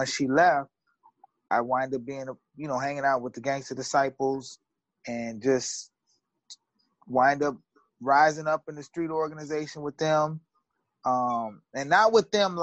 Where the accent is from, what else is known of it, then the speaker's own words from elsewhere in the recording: Aurora, United States; I was born in Aurora, October 10th, 1972.